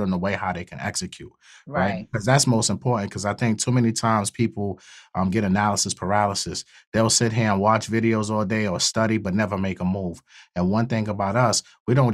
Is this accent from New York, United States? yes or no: yes; New York City, New York, United States; also born or lived in Queens, New York; I grew up in Brooklyn, but I represent Queens.